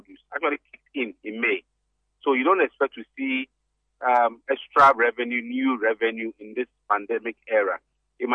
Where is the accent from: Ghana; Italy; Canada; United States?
Ghana; As a Ghanaian